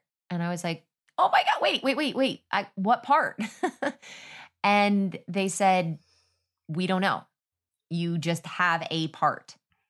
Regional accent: Texas, United States; I was kind of like, I'm from Texas, da, da, da, da.

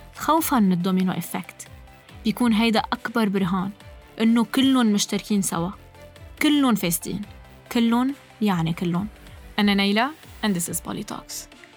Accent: Lebanon; نحن كلبنانية عايشين بلبنان

